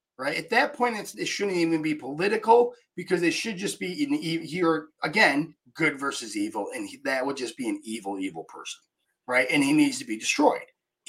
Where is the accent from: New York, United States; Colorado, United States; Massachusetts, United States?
New York, United States; I'm from New York.